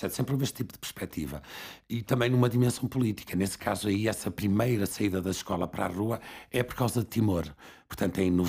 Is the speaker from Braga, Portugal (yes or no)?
yes; Barcelos, Braga, Portugal; eu vim para o Porto, venho de Barcelos, venho para o Porto